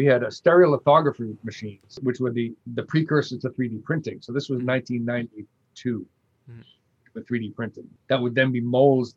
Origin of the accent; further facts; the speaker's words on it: Massachusetts, United States; moved away; my home state of Massachusetts